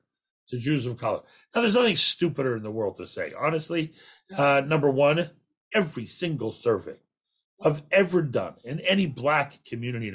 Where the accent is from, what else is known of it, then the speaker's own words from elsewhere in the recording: Canada; as a Canadian